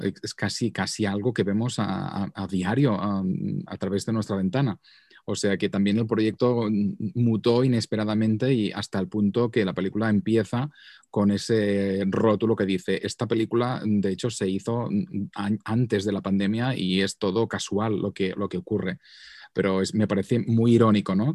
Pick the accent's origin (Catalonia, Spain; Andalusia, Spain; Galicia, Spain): Catalonia, Spain; Vic; accent: Catalan; moved away as an adult; now in New York, United States; por mi acento sabréis que soy catalán de Barcelona. Ah, de hecho, soy de Vic, que es una localidad muy bonita al norte de Barcelona.